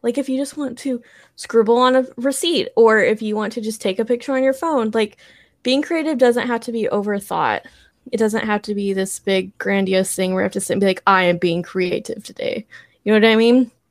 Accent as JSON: {"language": "English", "region": "Texas", "country": "United States", "also_born_or_lived": "Colorado", "moved": "as an adult", "lives_now": "California, United States", "said": "I'm from Texas, and then graduated college the first time, moved to Colorado, and now I'm in California"}